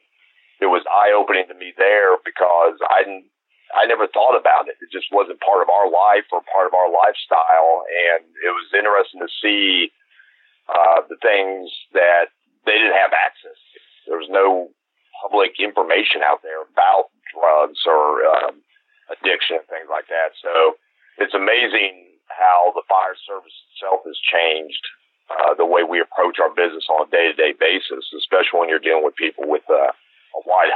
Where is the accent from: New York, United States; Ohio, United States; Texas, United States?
Ohio, United States; Dayton; now in Cumming, United States; I was born actually in Dayton, Ohio, to the fire service.